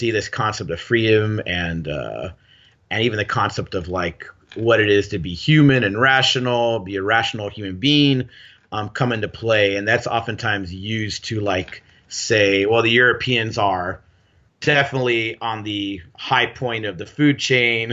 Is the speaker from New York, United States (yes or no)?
no; Gardena, California, United States; I grew up in Gardena, which is, South L.A. So I grew up in the L.A. area and used to diversity